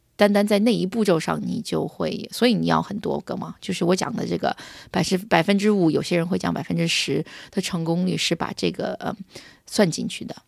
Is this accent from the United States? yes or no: yes; United States; 我在美国长大的